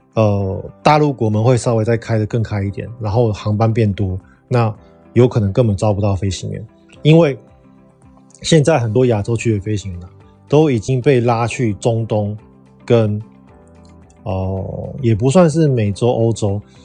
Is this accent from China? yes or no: no; Taiwan; 我们台湾人去美国